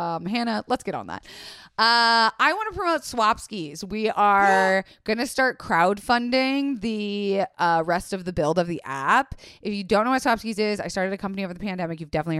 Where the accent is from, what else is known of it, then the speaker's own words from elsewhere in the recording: Florida, United States; It's okay, I grew up in Florida.